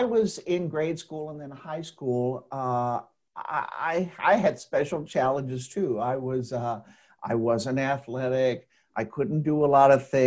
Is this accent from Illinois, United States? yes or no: no; Dayton, Ohio, United States; now in Indianapolis, United States; I'm originally from Dayton, Ohio